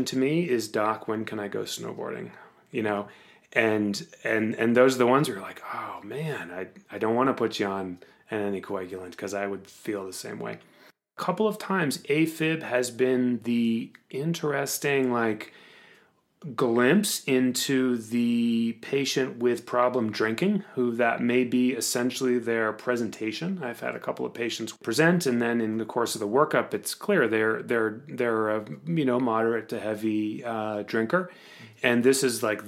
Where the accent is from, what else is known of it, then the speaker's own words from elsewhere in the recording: Cape Cod, Massachusetts, United States; now in Colorado, United States; I'm from Cape Cod